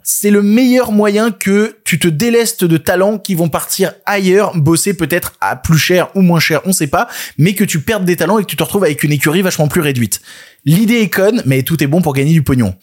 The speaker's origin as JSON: {"language": "French", "country": "France", "said": "chez nous en France"}